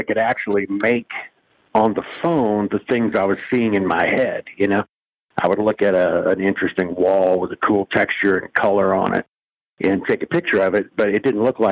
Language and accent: English; Iowa, United States; also born or lived in Kansas / New York / Los Angeles / Cleveland; now in Las Vegas, United States; I grew up in the Midwest. I was born in Kansas, but grew up in Iowa mostly